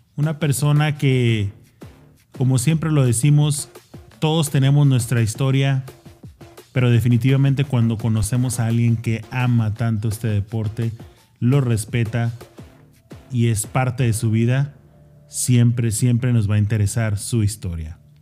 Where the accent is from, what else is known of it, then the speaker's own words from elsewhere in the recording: Mexico; now in United States; soy mexicano 100%, vivo acá, pero soy mexicano